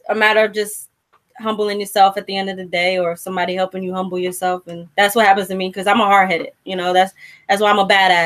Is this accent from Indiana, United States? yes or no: no; Newark, New Jersey, United States; I grew up in Jersey. I'm from the streets